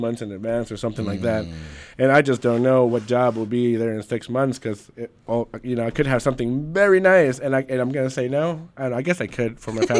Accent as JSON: {"language": "English", "town": "Los Angeles", "region": "California", "country": "United States", "tie": "born or raised there", "said": "I was born in East L.A."}